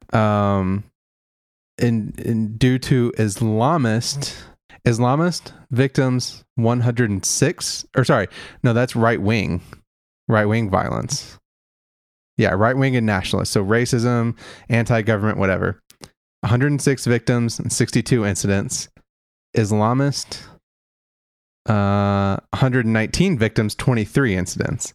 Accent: Kentucky, United States; considering my home state

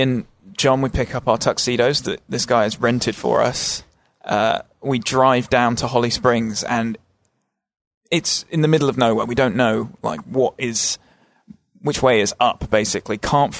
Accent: England, United Kingdom; moved away; we are English.

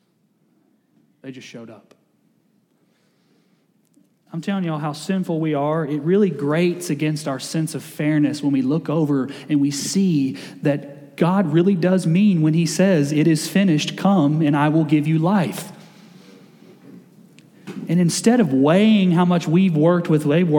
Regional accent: Kentucky, United States; I grew up in Kentucky, we didn't play football well, so we all played basketball

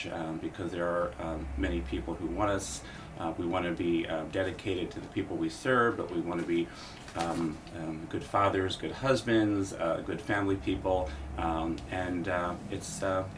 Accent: Lancaster, Pennsylvania, United States; riding with the Lancaster Bicycle Club when I was growing up in Lancaster.

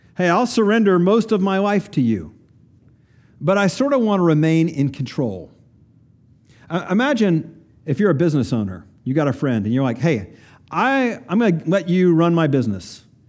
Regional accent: Kingsport, Tennessee, United States; I grew up in Kingsport, Tennessee, northeast corner of Tennessee

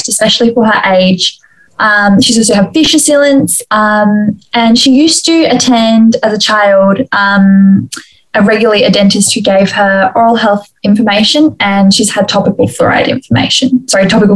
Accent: Adelaide, South Australia, Australia; I'm in BDS2 and I'm from Adelaide

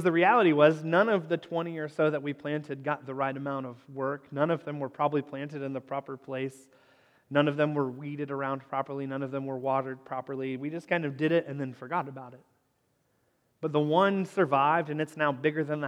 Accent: Northern Kentucky, United States; the house where I grew up in Northern Kentucky

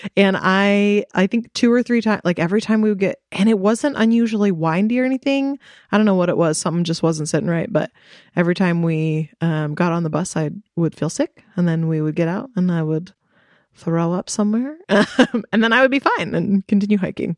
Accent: United States; I am here as an American

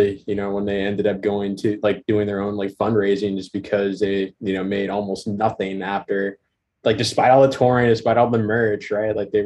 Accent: California, United States; I'm born and raised in Cali

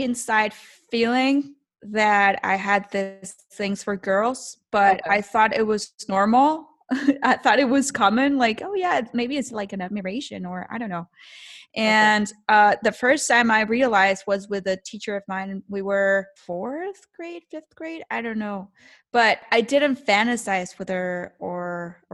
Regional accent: Hermosillo, Sonora, Mexico; moved away as an adult; also born or lived in Cananea, Sonora / Los Angeles; now in Mexico City, Mexico; I was born in Cananea, Sonora, okay, and raised in Hermosillo

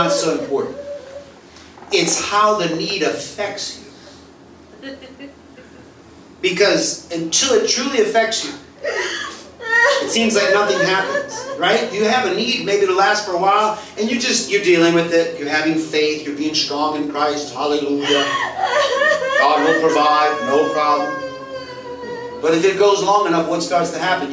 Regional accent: United States; moved away as an adult; also born or lived in Mexico; I'm the American father

